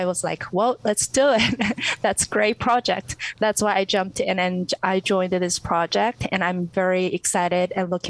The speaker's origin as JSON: {"language": "English", "country": "North Korea", "tie": "born or raised there", "second_language": "English", "said": "Sure. Well, I was born in 1991, and as world already know, North Korea suffered great famine during this time."}